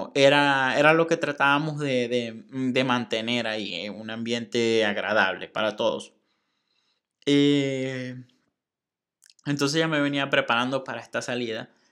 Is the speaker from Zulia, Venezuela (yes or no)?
yes; Maracaibo, Zulia, Venezuela; moved away as an adult; also born or lived in Monterrey, Mexico; now in Saltillo, Mexico; soy de Venezuela, soy de Maracaibo, estoy en México, ahora estoy en un lugar que se llama Saltillo